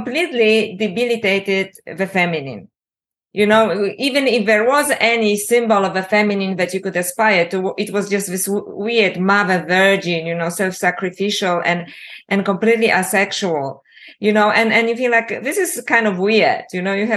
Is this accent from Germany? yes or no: no; Poland; also born or lived in Canada; now in Australia; I was born in communist Poland, which was also very Catholic, which is a very strange place to be born. You know, now I live in Australia and I'm also a Canadian citizen